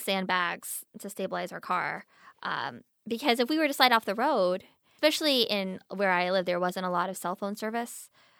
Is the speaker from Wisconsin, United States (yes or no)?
no; Pennsylvania, United States; I grew up in Pennsylvania, but in the mountains, so it got really cold.